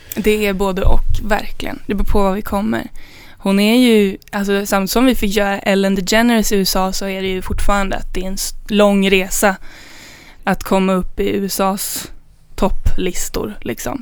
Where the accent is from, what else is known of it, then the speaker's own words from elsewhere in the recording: Danderyd, Stockholm County, Sweden; jag kommer från Danderyd